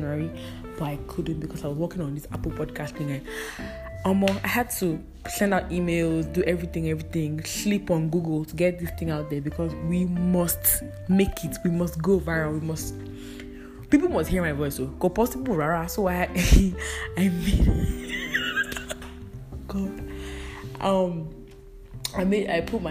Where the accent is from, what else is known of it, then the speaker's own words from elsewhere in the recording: Edo, Nigeria; I'm a Nigerian from Edo State